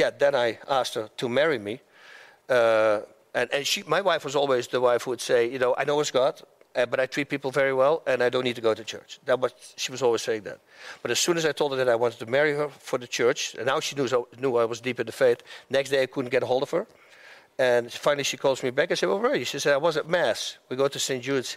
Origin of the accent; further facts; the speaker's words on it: Netherlands; moved away as an adult; now in United States; I was a fighter from Holland.